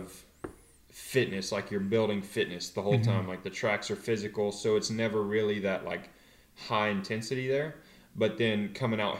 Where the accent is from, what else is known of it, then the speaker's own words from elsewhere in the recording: North Carolina, United States; moved away as an adult; now in California, United States; growing up in North Carolina, it just feels a lot more like home